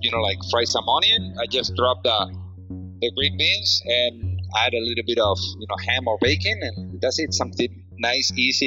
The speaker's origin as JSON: {"language": "English", "country": "Spain", "said": "I'm also from Spain"}